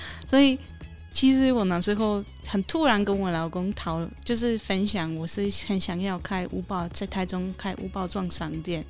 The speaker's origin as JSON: {"language": "Chinese", "country": "Poland", "also_born_or_lived": "Tainan, Taiwan", "second_language": "Chinese", "moved": "as an adult", "lives_now": "Taichung, Taiwan", "said": "我是来自波兰的…，嗯，是商梦三行的老板娘。嗯哼。呃，在台，台湾已经六年了"}